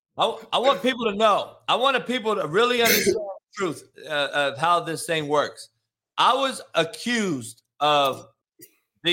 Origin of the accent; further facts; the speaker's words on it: West Coast, United States; I was a West Coast guy